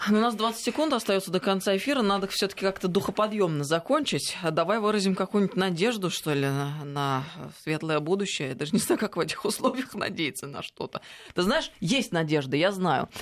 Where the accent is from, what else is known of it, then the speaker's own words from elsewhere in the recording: Russia; я здесь родилась, я э, выросла в России